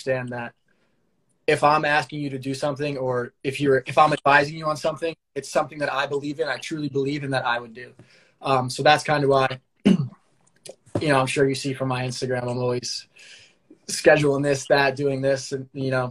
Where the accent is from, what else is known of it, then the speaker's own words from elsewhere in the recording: Long Island, New York, United States; I'm from Long Island